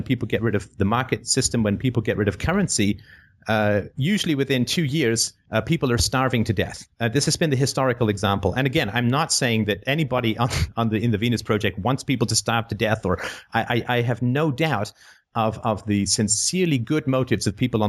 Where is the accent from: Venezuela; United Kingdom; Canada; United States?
United Kingdom; I'm British